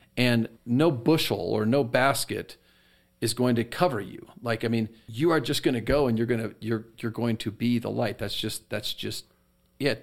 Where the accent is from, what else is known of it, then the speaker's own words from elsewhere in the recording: United States; us as American Christians